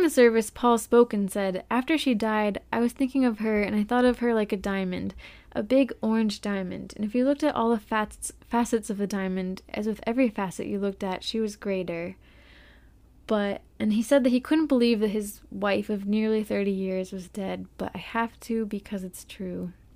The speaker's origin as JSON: {"language": "English", "country": "United States", "said": "we're American"}